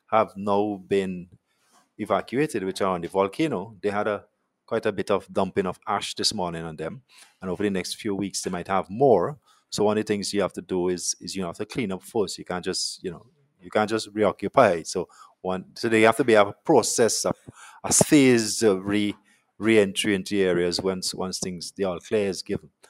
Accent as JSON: {"language": "English", "country": "Montserrat", "said": "So the team, some of this team, I come from Montserrat, um, as well as we have some local people."}